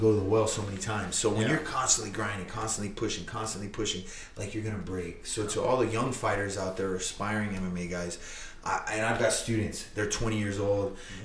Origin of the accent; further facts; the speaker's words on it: Corpus Christi, Texas, United States; I'm born, raised, and from Corpus Christi, Texas